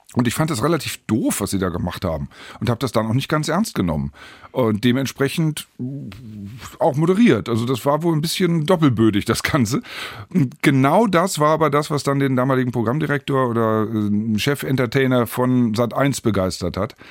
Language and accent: German; Hanover, Lower Saxony, Germany; Geboren und aufgewachsen und geblieben in Hannover